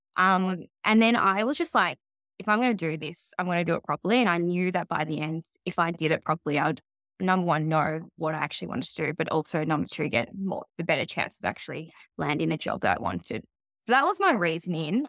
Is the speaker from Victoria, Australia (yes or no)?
yes; Melbourne, Victoria, Australia; I grew up in Melbourne